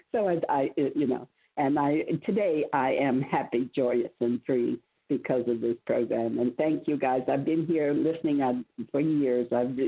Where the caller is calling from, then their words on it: Virginia, United States; From Virginia.